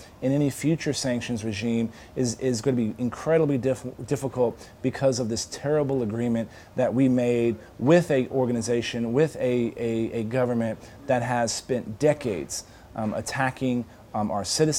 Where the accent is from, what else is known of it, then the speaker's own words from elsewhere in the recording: San Antonio, Texas, United States; I was born and raised in San Antonio, Texas, but when I graduated from Texas A&M University, I went straight into the CIA.